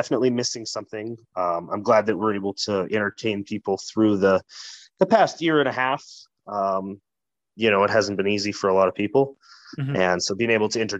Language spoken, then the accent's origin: English; Calgary, Alberta, Canada; moved away; also born or lived in Winnipeg, Manitoba; I'm always billed from Calgary, Alberta, because I was born there